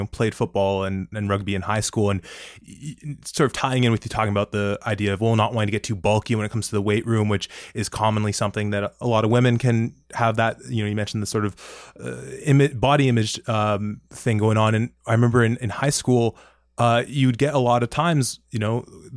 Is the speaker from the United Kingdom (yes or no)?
no; Toronto, Ontario, Canada; growing up in Toronto